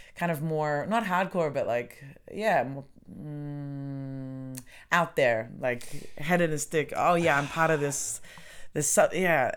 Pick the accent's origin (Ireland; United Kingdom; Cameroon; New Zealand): New Zealand; now in Germany